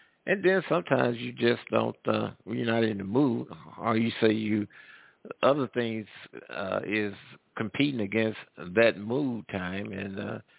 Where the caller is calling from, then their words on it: Midwest, United States; I'm calling from the Midwest.